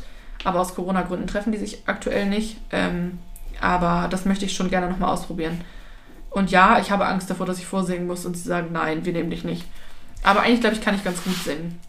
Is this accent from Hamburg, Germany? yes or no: yes; Hamburg, Germany; bin halt unfortunately in Hamburg geboren